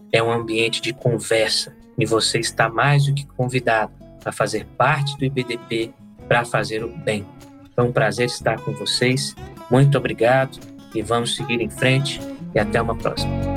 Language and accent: Portuguese; Brasília, Federal District, Brazil; Aqui em Brasília, minha terra